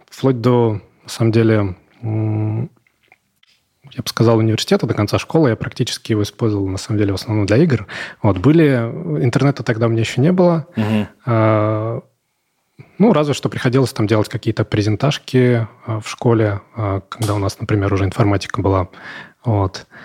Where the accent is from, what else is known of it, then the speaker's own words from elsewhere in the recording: Ivanovo, Ivanovo Oblast, Russia; Но, в принципе, э, да, девушек у нас много.